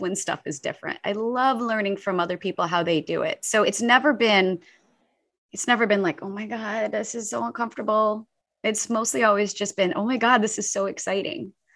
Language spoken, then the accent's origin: English; St. Louis, Missouri, United States; moved away; I grew up in the middle of the United States, uh, in, uh, outside of Saint Louis, Missouri